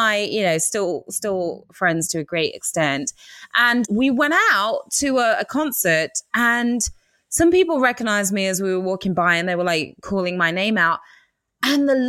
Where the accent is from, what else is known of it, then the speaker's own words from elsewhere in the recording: England, United Kingdom; accent: English; my English accent